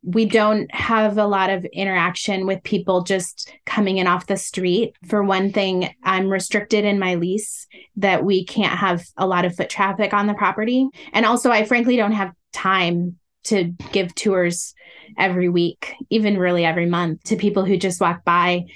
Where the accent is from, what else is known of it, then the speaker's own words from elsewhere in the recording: Illinois, United States; also born or lived in Iowa; now in Washington, D.C., United States; I was born in the Midwest. And so through elementary school, I went to a school in Illinois